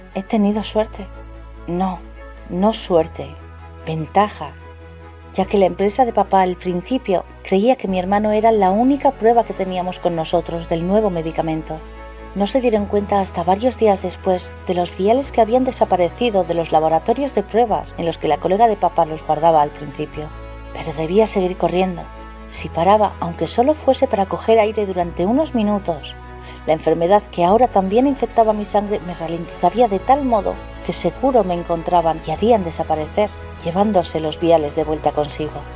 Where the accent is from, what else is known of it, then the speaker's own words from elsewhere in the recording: Spain; de España